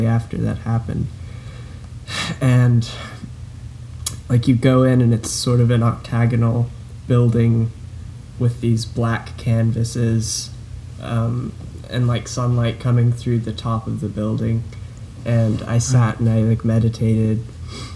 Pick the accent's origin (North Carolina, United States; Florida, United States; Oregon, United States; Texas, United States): Texas, United States; Houston; now in Louisiana, United States; where I grew up in Houston, downtown